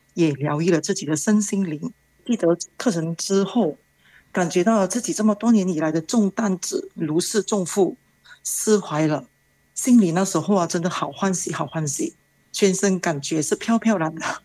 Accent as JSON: {"language": "Chinese", "country": "Malaysia", "said": "我是来自马来西亚的"}